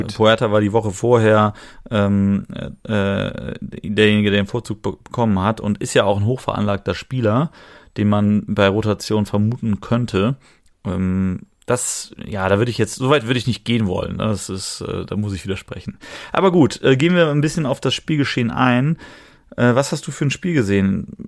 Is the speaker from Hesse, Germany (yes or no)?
no; Cologne, North Rhine-Westphalia, Germany; als Kölner